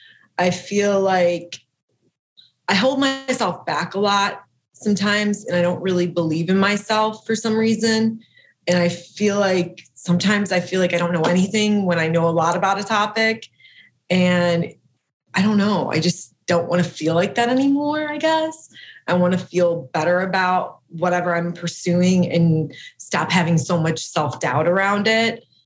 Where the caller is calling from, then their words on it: Columbus, Ohio, United States; I'm in Columbus, Ohio.